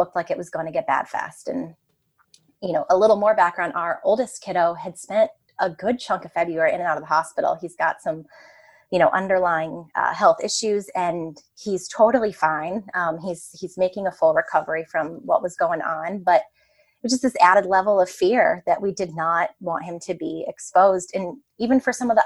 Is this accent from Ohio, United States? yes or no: yes; Ohio, United States; moved away; also born or lived in New York City; we grew up in the suburbs. We grew up in Ohio